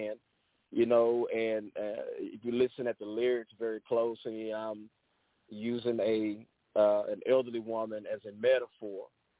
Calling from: Freeport, Texas, United States; I'm calling from Freeport, Texas, here on the Gulf Coast, Third Coast area here in Texas

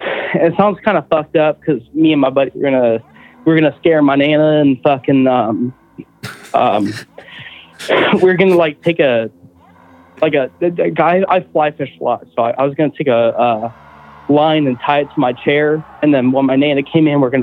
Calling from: Houston, Texas, United States; Houston. Butthole, Texas.

